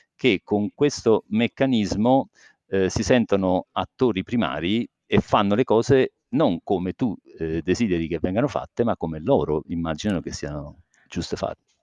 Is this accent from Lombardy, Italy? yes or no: no; Campania, Italy; now in Rome, Italy; io sono campano di origini